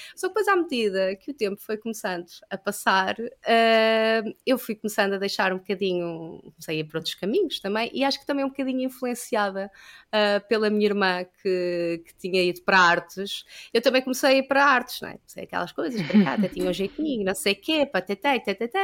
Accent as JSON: {"language": "Portuguese", "region": "Lisbon", "country": "Portugal", "tie": "born or raised there", "also_born_or_lived": "Caldas da Rainha", "said": "Eu, eu nasci uh, em Lisboa, eu sempre que vivi aqui"}